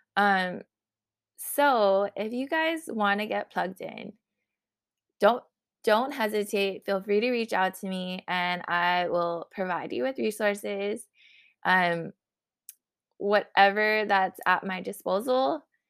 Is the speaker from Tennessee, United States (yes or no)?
no; Honolulu, Hawaii, United States; I am from Honolulu